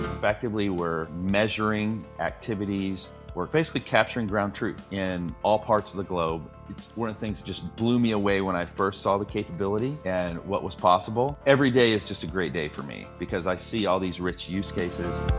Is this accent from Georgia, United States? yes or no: no; Texas, United States; moved away as an adult; now in Bay Area, United States; I'm originally a Texan